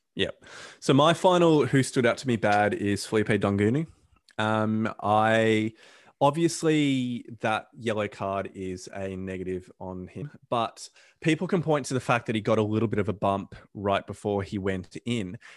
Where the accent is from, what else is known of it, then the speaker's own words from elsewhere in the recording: Australia; I'm an Aussie